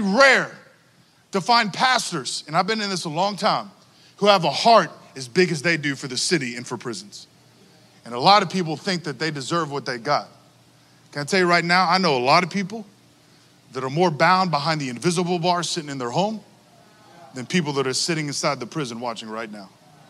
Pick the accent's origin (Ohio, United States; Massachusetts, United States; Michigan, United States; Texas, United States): Texas, United States; I'm from Texas